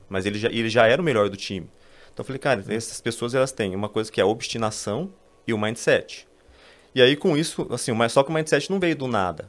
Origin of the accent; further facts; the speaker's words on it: São Paulo, Brazil; sou aqui de São Paulo